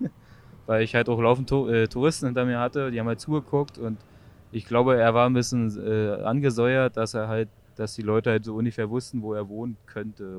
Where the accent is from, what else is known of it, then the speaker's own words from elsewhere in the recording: Frankfurt, Brandenburg, Germany; Also äh, Frankfurt-Oder, das äh, östlichste Teil von Deutschland, äh, quasi genau an der Grenze zu äh, Polen. Äh, wir haben quasi Doppelstadt, äh, Slobice, Frankfurt-Oder. Und da bin ich halt so aufgewachsen